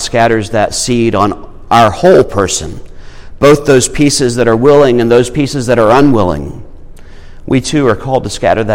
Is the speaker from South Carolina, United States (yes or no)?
yes; Irmo, South Carolina, United States; I came from Irmo